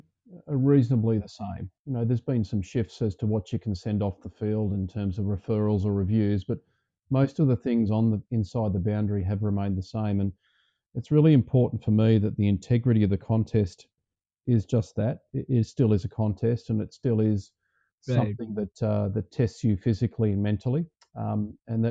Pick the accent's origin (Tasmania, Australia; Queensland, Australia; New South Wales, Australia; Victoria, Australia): New South Wales, Australia; growing up around the New South Wales system